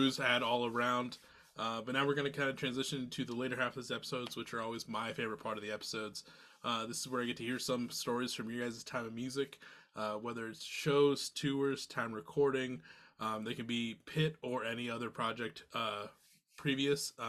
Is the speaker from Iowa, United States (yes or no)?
yes; Iowa, United States; moved away as an adult; now in Minneapolis–Saint Paul, United States; growing up in Iowa